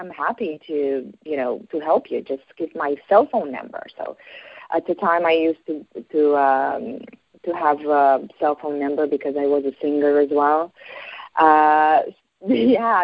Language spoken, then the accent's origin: English; Bucharest, Romania; moved away as an adult; I was born and raised in Romania, Bucharest